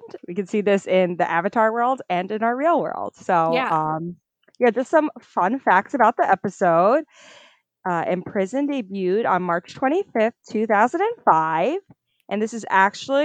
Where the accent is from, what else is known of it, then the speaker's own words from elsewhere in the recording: New York, United States; we're from New York